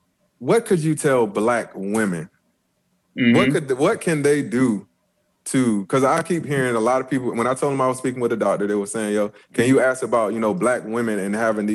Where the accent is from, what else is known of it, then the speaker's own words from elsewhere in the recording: Florence, United States; moved away; I'm from Florence.